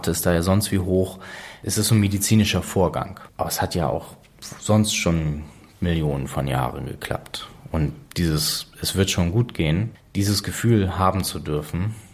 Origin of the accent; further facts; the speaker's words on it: Preetz, Schleswig-Holstein, Germany; born there; warum bin ich in Preetz geboren und nicht in Kiel? Krankenhaus in Preetz war dichter dran, obwohl wir in Kiel gewohnt haben.